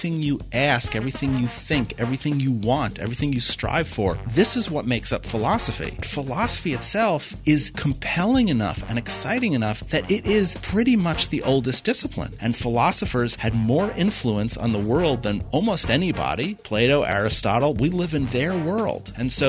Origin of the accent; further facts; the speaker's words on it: Manhattan, New York, United States; now in North Dakota, United States; I was born and raised in Manhattan, on the edge of a neighborhood that most people would know as Spanish Harlem. I ended up in North Dakota because they offered me a job.